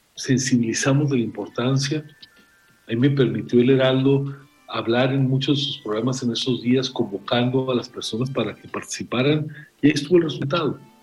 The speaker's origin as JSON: {"language": "Spanish", "country": "Mexico", "said": "a mí como mexicano"}